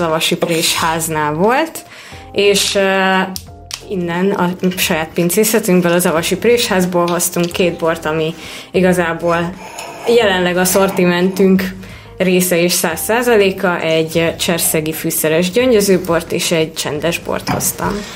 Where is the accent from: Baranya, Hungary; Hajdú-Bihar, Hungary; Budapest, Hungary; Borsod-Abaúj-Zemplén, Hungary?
Borsod-Abaúj-Zemplén, Hungary; Miskolc; also born or lived in San Francisco; már egész fiatal, három éves korom óta Miskolcon élünk a családdal, szóval én is igazi, igazából Miskolcinak mondom magam